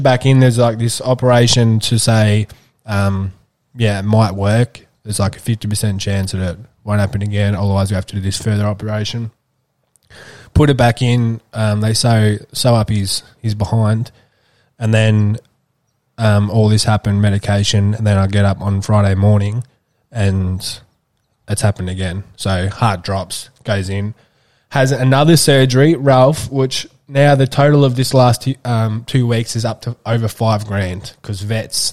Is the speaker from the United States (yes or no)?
no; Australia; as any Australian person does